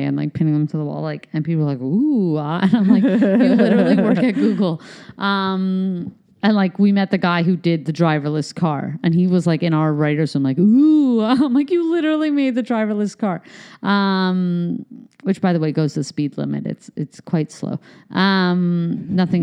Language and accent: English; Canada; also born or lived in United States; I'm Canadian and American